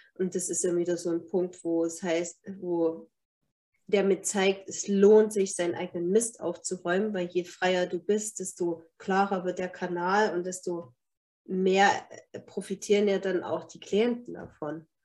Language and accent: German; Germany; bei uns in Deutschland